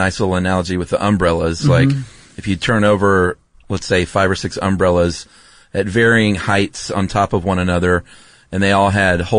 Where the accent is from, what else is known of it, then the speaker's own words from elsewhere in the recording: Southeast, United States; moved away; growing up in the Southeast.